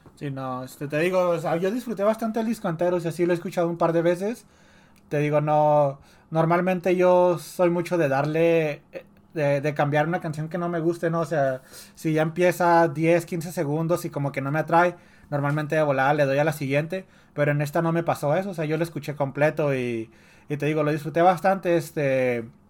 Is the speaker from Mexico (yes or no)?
yes; Ciudad Juárez, Chihuahua, Mexico; soy de Juárez